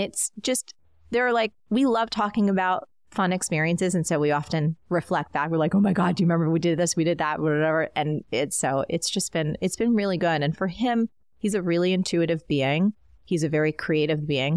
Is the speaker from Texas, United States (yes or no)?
no; New Jersey, United States; growing up in New Jersey, um, I was in the suburbs